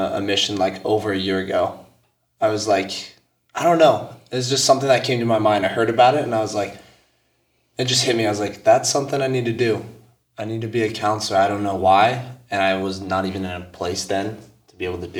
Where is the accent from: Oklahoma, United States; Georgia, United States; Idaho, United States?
Idaho, United States; Meridian; I grew up in Meridian, Idaho, so I've been here my whole life.